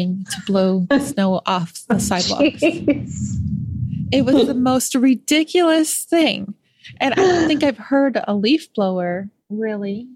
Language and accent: English; Rochester, New York, United States; moved away; I'm from Western New York myself. I'm from Rochester